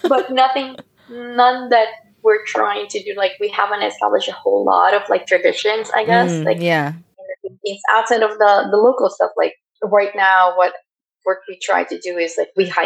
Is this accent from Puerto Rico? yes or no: no; Philippines; now in United States; I live in a compound growing up in the Philippines